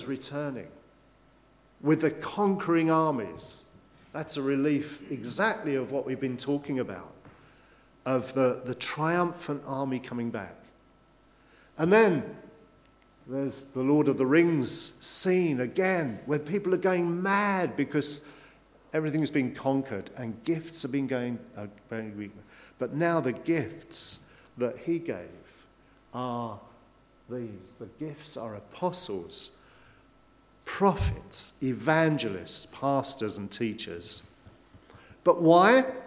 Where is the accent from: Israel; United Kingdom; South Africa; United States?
United Kingdom; England; we're English